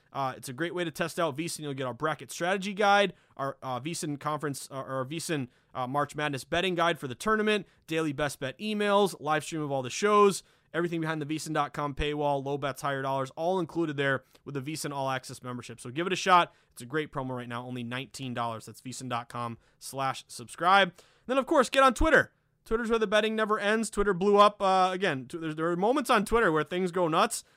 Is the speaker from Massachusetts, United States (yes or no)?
yes; Lanesboro, Massachusetts, United States; I'm born and raised New Englander. I grew up in Western Mass, the Berkshires, tiny town called Lanesboro.